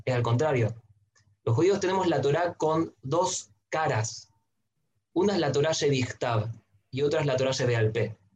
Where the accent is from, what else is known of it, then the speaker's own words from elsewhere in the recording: Santiago, Santiago Metropolitan Region, Chile; moved away as an adult; also born or lived in Buenos Aires, Argentina; nací en Chile, en Santiago, de una familia mazortí